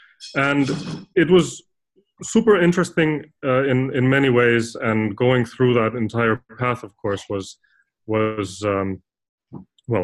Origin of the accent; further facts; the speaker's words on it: Finland; I'm originally from Finland